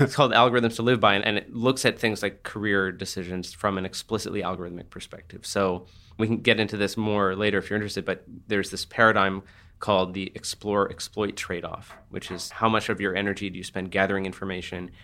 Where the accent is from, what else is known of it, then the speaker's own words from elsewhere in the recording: New Jersey, United States; now in San Francisco, United States; I grew up in New Jersey